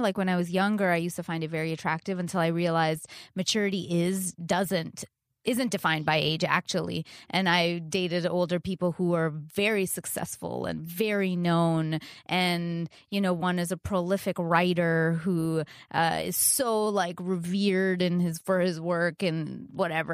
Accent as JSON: {"language": "English", "country": "Canada", "said": "I'm Canadian"}